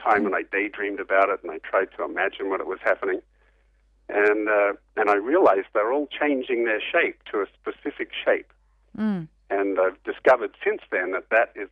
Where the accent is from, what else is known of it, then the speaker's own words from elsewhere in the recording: Perth, Western Australia, Australia; I grew up in Perth on the West Coast